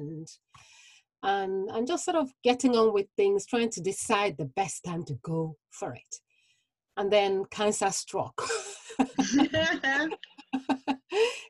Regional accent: Nigeria; moved away; growing up in Nigeria

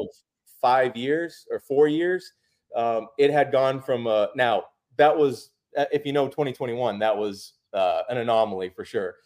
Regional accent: Massachusetts, United States; a lifelong Celtics fan, grew up in Massachusetts

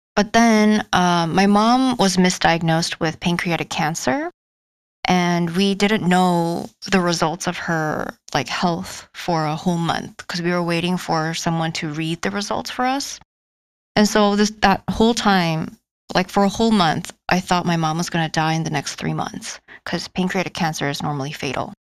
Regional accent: South Korea; now in United States; I'm from South Korea and I'm 28 years old.

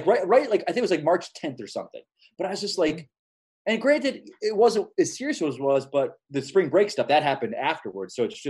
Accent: Florida, United States; where I grew up, Florida, and I just think they're a bunch of idiots.

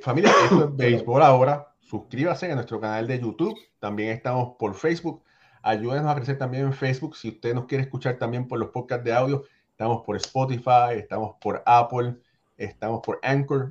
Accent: Puerto Rico; yo soy boricua de padres cubanos

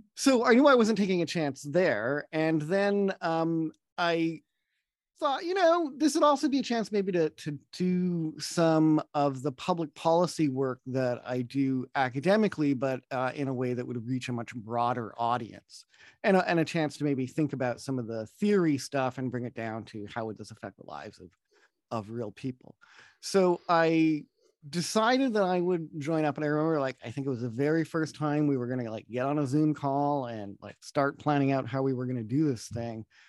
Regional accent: Opaskwayak Cree Nation, Manitoba, Canada; now in Toronto, Canada; I'm from the Beaver Clan of the Opasqueyatt Cree Nation

